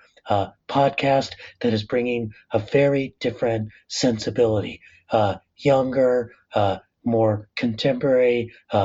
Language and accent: English; La Puente, California, United States; I'm working class Latino, son of immigrants, growing up in the San Gabriel Valley in La Puente